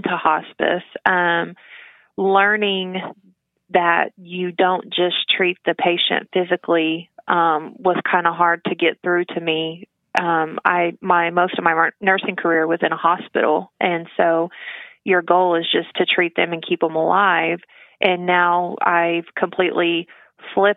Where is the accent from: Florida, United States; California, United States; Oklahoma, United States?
Oklahoma, United States; Tahlequah; I was born and raised here in Tahlequah